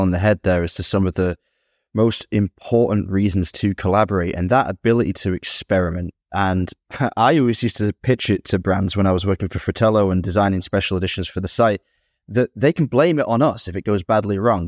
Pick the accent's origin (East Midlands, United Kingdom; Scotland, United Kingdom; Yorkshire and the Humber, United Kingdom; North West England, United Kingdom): East Midlands, United Kingdom; near Ashbourne; C W Cellars in Ashbourne, near my hometown